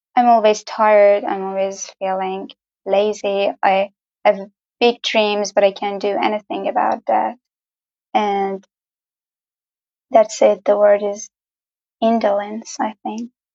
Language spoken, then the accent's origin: English; Gorgan, Golestan, Iran; from Iran, obviously, but I don't live in the famous Tehran or the other cities. I live in the north of Iran in the small town or city, I don't know, a small town called Gorgan